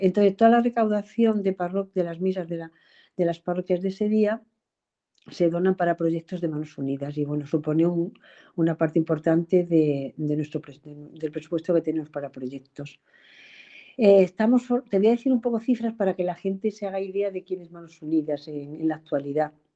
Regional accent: Extremadura, Spain; moved away as an adult; now in Madrid, Spain; que soy extremeña, venida a Madrid a estudiar y que se casó y se quedó aquí a hacer su vida.

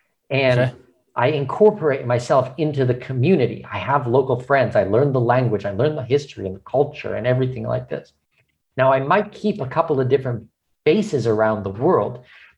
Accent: Canada; now in Panama; I mean, I'm Canadian with Danish heritage.

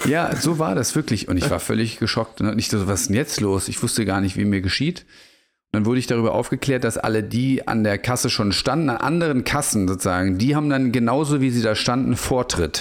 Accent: Germany; moved away as an adult; now in Portugal; als gebürtiger Bundesrepublikaner

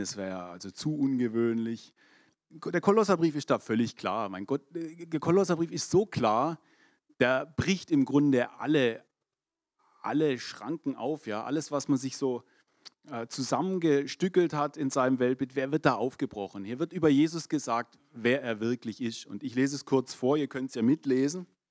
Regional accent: Germany; Ich bin der Tatsache nach Deutscher

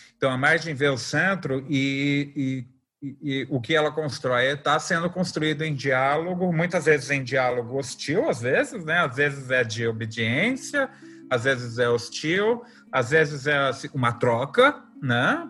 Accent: Brazil; also born or lived in Campo Grande, Mato Grosso do Sul / São Paulo; A gente é brasileiro, a gente vai produzir as coisas a, a partir da nossa cultura

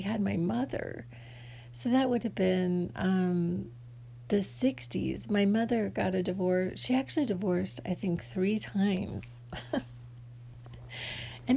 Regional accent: Phoenix, Arizona, United States; I grew up in Phoenix.

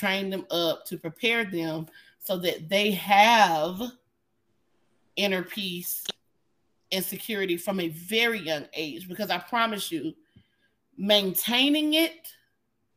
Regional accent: Atlanta, Georgia, United States; Growing up in Atlanta

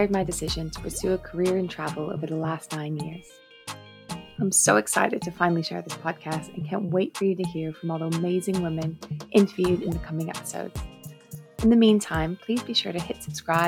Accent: Maui, Hawaii, United States; now in London, United Kingdom; I'm originally from Hawaii, born and raised on the magical island of Maui.

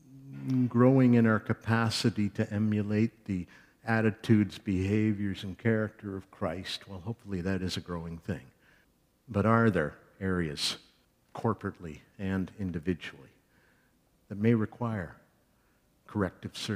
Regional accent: Canada; we are Canadian evangelical church people

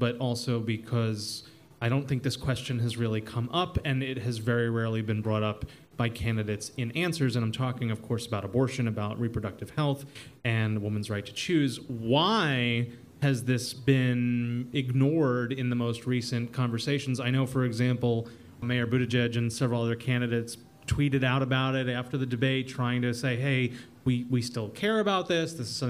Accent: New York, United States; as one New Yorker to another

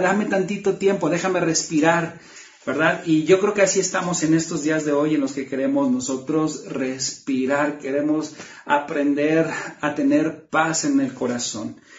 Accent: Mexico; cuando éramos niños, aquí en México jugábamos las traes

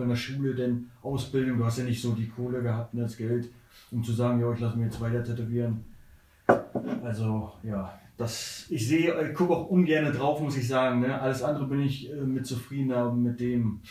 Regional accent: Neubrandenburg, Mecklenburg-Vorpommern, Germany; moved away as an adult; now in Hamburg, Germany; Vorher komme ich, äh, aus Neubrandenburg gewesen, ne? viele Jahre

